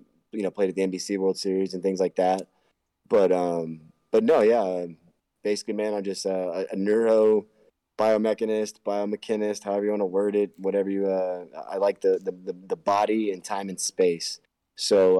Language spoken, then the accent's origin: English; Houston, Texas, United States; moved away as an adult; now in Denver, United States; So I'm from Houston, Texas, and I just moved up here to Denver, Colorado, 2 months ago